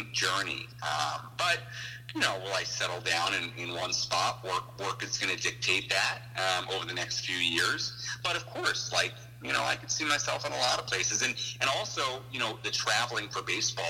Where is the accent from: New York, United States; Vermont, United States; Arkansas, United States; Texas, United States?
New York, United States; moved away as an adult; also born or lived in Chicago, Illinois; A lot of the people I grew up with here in New York, I mean, being from this area